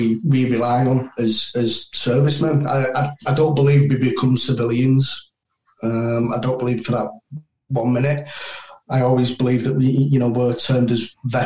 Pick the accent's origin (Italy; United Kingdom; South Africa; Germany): United Kingdom; as a British soldier